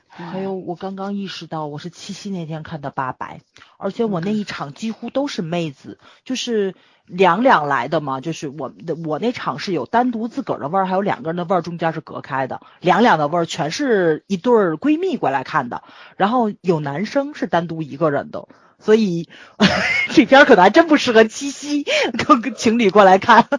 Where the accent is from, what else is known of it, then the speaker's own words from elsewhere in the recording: Tianjin, China; accent: Tianjin dialect; 我们天津人